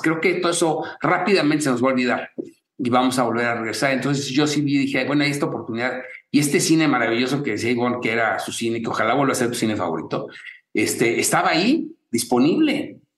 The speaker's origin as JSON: {"language": "Spanish", "country": "Mexico"}